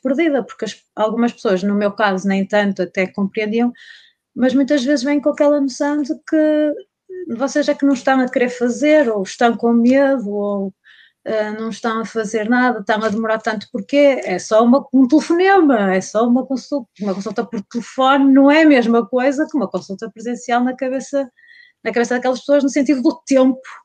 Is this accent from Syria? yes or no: no; North, Portugal; moved away as an adult; eu sou do Norte, vim para Alberca